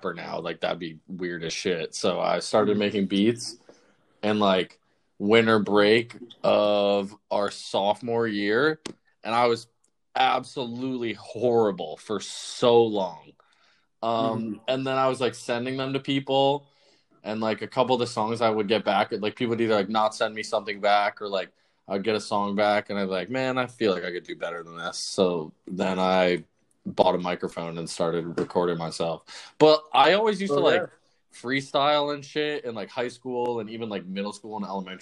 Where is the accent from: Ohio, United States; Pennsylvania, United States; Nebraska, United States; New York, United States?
New York, United States; Westchester; I'm from Westchester, so, like, I live, like, an hour outside of the city. So I've been living with my parents